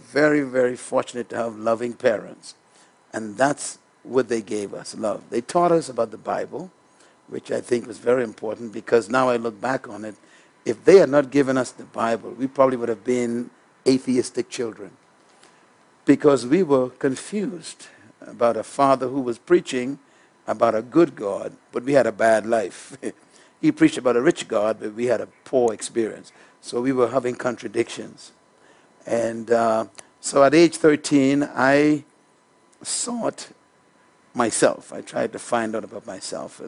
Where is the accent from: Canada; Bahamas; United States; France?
Bahamas; New Providence; I was born in the Caribbean country called the Bahamas